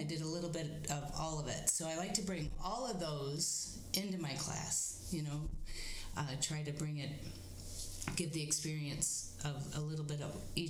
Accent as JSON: {"language": "English", "town": "Bradford", "region": "Pennsylvania", "country": "United States", "tie": "born or raised there", "said": "And in my hometown, small hometown of Bradford, we had no spinning around."}